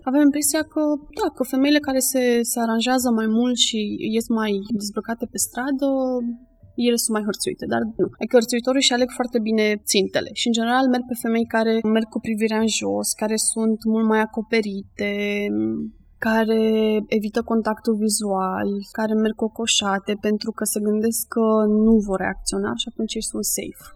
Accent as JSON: {"language": "Romanian", "region": "Bucharest", "country": "Romania", "said": "eu sunt din București"}